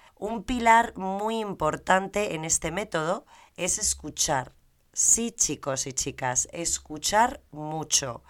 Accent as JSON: {"language": "Spanish", "country": "Spain", "also_born_or_lived": "Madrid / Americas", "said": "Soy española"}